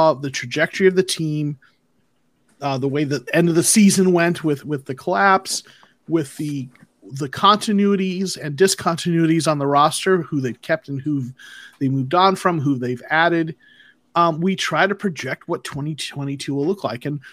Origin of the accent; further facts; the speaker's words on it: Arizona, United States; moved away as an adult; now in Georgia, United States; I was born in Arizona, but my career has taken me to Georgia